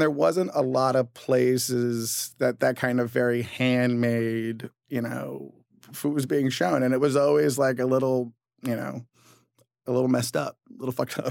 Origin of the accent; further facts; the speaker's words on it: Southern California, United States; now in New York, United States; I'm from Southern California